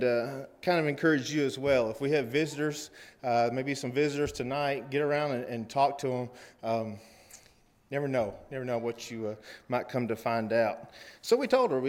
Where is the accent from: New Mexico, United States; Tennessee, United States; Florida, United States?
Tennessee, United States; Cookeville; we're from Cookeville, Tennessee.